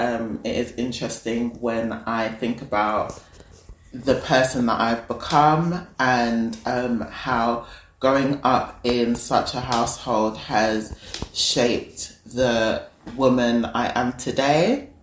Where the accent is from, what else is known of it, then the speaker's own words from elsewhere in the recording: London, United Kingdom; I was born in London, born and raised in a London town. I am a South London babe. I love South London. And yeah, I am of African heritage. I'm Nigerian.